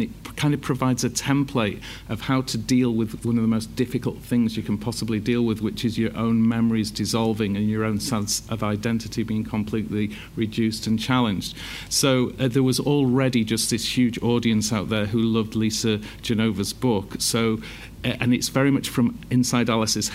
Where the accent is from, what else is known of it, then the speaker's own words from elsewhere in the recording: Leeds, Yorkshire and the Humber, United Kingdom; I'm from Leeds.